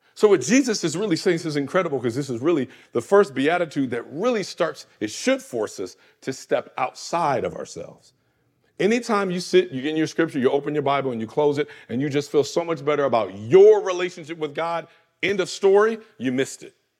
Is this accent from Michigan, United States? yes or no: yes; Michigan, United States; Grand Rapids, Michigan, my home state